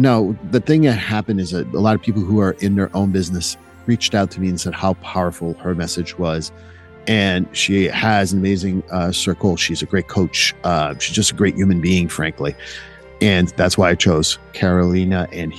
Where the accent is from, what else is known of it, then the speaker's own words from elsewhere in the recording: Canada; I'm Canadian.